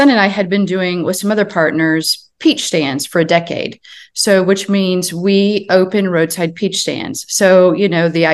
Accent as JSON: {"language": "English", "town": "Chicago", "region": "Illinois", "country": "United States", "tie": "born or raised there", "also_born_or_lived": "Wichita, Kansas", "said": "I was born and raised in Chicago for the most part, and then lived with my grandparents during the summers, and they lived just outside Wichita, Kansas"}